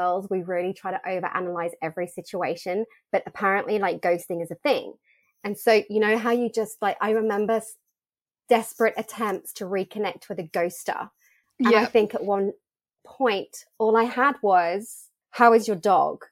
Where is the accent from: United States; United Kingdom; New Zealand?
United Kingdom; moved away; also born or lived in Australia; coming back to the country that I was born